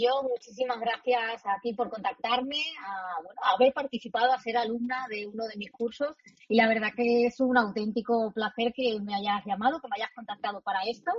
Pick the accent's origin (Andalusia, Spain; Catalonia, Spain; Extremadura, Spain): Extremadura, Spain; Almendralejo; moved away as an adult; also born or lived in Madrid; Yo nací en Extremadura, eh, soy de un pueblo que se llama Almendralejo, que está en la Tierra de Barros, muy cerquita de Mérida